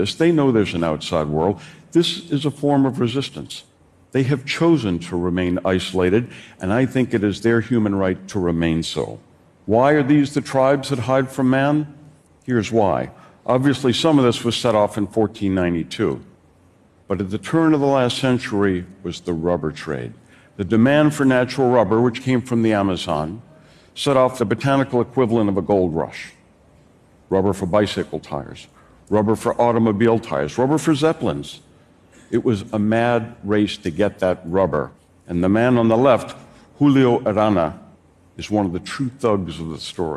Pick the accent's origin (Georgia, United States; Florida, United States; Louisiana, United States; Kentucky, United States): Louisiana, United States; New Orleans; in my hometown of New Orleans